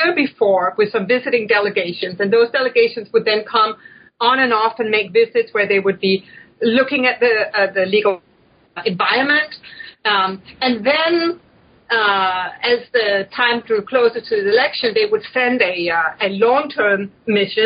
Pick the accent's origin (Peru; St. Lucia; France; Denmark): Denmark; now in United States; I'm from Denmark